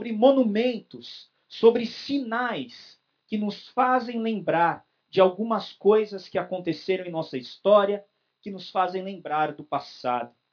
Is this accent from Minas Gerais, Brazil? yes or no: no; São Paulo, Brazil; Eu nasci em São Paulo, sou paulistano, mas o meu avô ele tinha um sítio no interior de São Paulo. Eu não sou igual o Sidney da roça, mas eu fui criado também na roça.